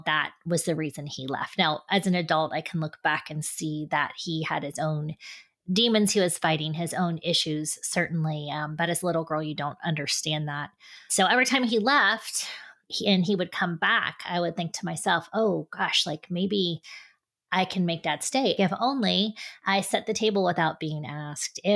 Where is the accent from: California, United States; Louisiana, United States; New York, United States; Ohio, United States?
Ohio, United States; Westerville; I grew up in Westerville, Ohio, which is a suburb of Columbus